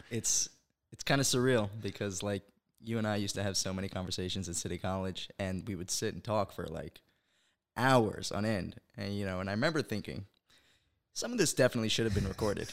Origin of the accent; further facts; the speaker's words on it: Monsey, New York, United States; moved away as an adult; also born or lived in Brooklyn, New York; now in Israel; I was originally born in Brooklyn, New York. Uh, my family and I moved to Muncie, New York, uh, when I was about twelve